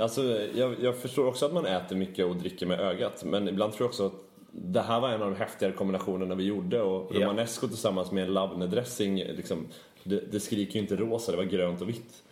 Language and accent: Swedish; Sweden; vi som svenskar